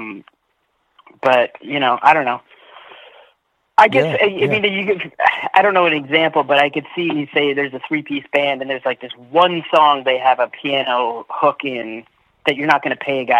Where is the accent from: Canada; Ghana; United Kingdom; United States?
Canada; Scarborough, Ontario; also born or lived in Ajax, Ontario; I grew up in Scarborough till I was about 10 or 11, and then I moved out to the country with my grandparents, and then by 12, 13, I moved to Ajax